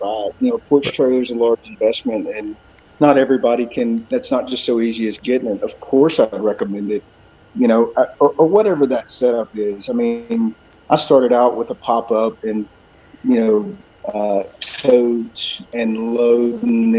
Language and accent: English; Sour Lake, Texas, United States; now in Bandera, United States; I grew up in Sour Lake, Texas my whole life up until earlier this year